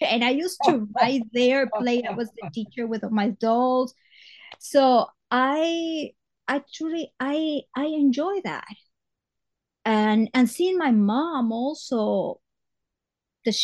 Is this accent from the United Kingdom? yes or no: no; Guayaquil, Guayas, Ecuador; English is a second language; moved away as an adult; also born or lived in Astoria, New York; now in New York, United States; But I was born in Ecuador, in a town. Guayaquil is not the capital, but it's a very important town, a port like New York. So I did all my life there